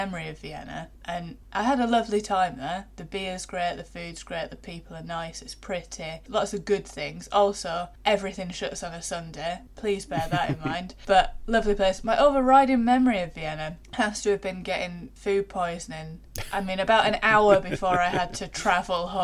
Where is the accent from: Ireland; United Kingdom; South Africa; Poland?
United Kingdom; London; as a Londoner.